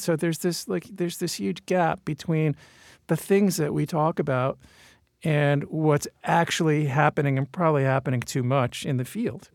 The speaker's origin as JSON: {"language": "English", "region": "California", "country": "United States", "said": "we're both from California"}